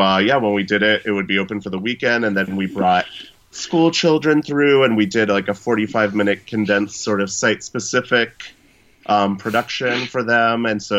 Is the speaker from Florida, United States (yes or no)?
no; Fort Bragg, North Carolina, United States; born there; I went to Disney World when I lived in North Carolina, because I was born in Fort Bragg, North Carolina.